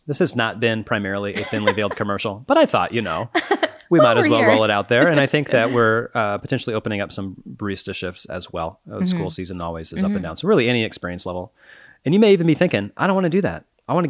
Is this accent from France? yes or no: no; Kansas, United States; the plural you, the y'all, as we would say, in my home country of Kansas.